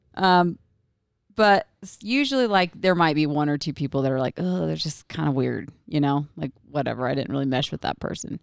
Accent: Oregon, United States; moved away; I'm originally from Oregon

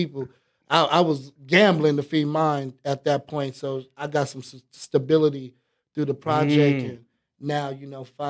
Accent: California, United States; I'm from California as well

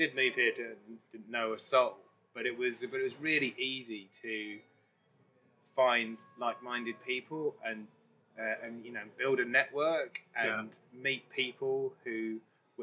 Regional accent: London, United Kingdom; moved away as an adult; now in Leeds, United Kingdom; I'm from London, I thought I'd die there

